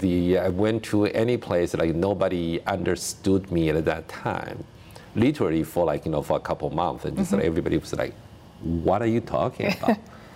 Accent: Taiwan; moved away as an adult; now in United States; I grew up in Taiwan.

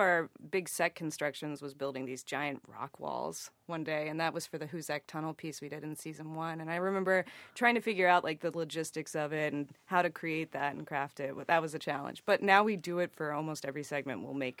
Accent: the South, United States; I grew up in the South, so we were surrounded by Civil War reenactments

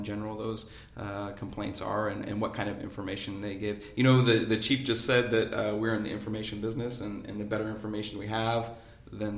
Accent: Northern Newton County, Indiana, United States; I'm from Northern Newton County

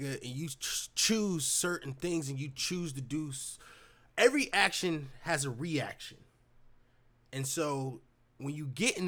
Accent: United States; as an American

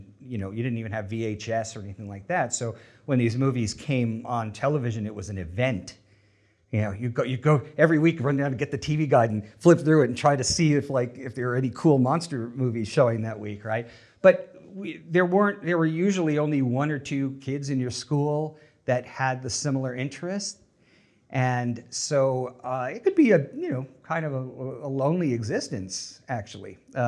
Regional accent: Long Island, New York, United States; Yeah, I grew up on Long Island, which is off of New York, the North Shore of Long Island, which is part of the reason I don't have the Long Island accent.

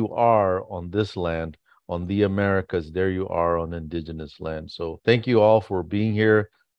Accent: Arizona, United States; now in Los Angeles, United States; I am …. I am from Arizona

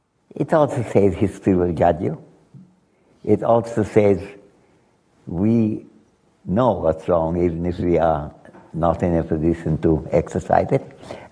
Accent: Dhaka, Dhaka Division, Bangladesh; I came from Dhaka.

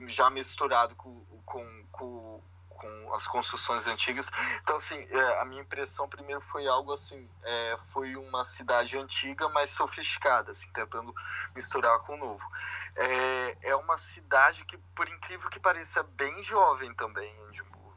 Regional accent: Vila Velha, Espírito Santo, Brazil; moved away as an adult; now in Edinburgh, United Kingdom; eu sou criado em Vitória, que não é uma grande capital, mas, assim, na verdade eu sou de Vila Velha, que é da Grande Vitória

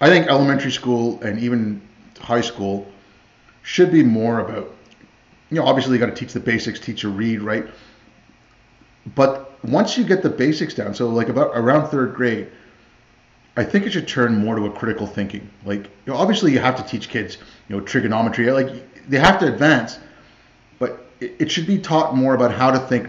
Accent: India; moved away; I was born in India. Like I grew up with a lot of, my family's Indian, like some Pakistani

